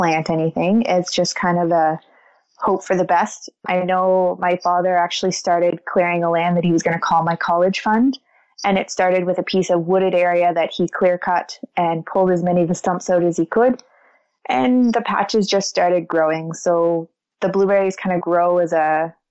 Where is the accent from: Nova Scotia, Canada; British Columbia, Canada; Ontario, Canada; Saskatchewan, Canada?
Nova Scotia, Canada; Oxford; also born or lived in Annapolis Valley, Nova Scotia; I grew up a blueberry farmer and kind of got lucky enough that both of my parents had land. And I've spent every summer in the fields working with them in Oxford, Nova Scotia